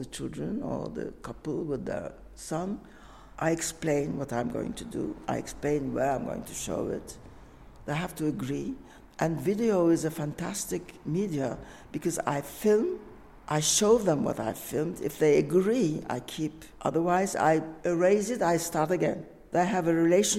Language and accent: English; Turkey; moved away as an adult; also born or lived in Egypt / Istanbul; now in Paris, France; I'm from Turkish origin and I live in Paris and I'm Turkish and French.